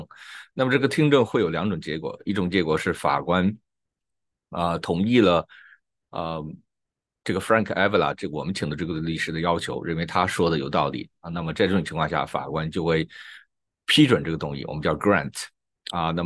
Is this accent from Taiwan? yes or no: no; China; 用我们中国人说的话，需要有一个说法。